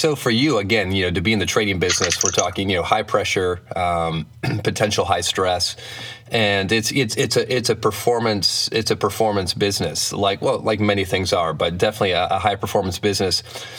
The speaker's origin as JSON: {"language": "English", "town": "Flint", "region": "Michigan", "country": "United States", "tie": "born or raised there", "said": "I grew up in Flint, Michigan, actually."}